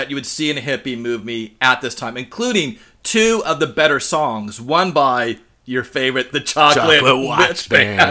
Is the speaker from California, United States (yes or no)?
yes; Orange County, Southern California, United States; As a kid growing up in Orange County, in Southern California, in the late 70s and 80s